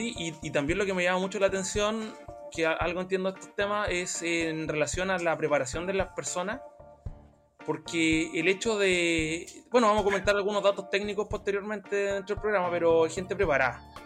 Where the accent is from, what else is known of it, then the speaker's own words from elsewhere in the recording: Chile; nosotros como chilenos